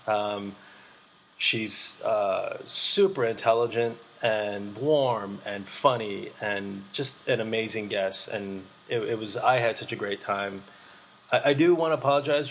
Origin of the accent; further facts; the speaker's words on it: Boston, Massachusetts, United States; also born or lived in Vietnam; now in New York, United States; I'm from Boston